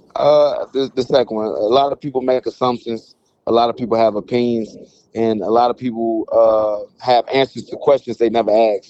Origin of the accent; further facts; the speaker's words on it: St. Louis, Missouri, United States; I come from Saint Louis